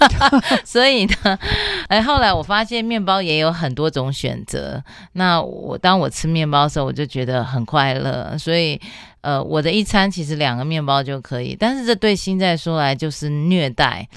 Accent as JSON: {"language": "Chinese", "town": "Taipei", "country": "Taiwan", "tie": "born or raised there", "said": "我在台北是长大，然后我的父母都有工作"}